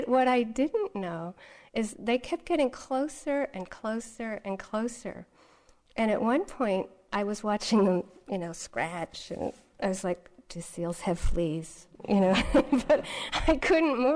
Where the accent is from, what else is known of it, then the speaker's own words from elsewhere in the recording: Massachusetts, United States; I grew up here in Massachusetts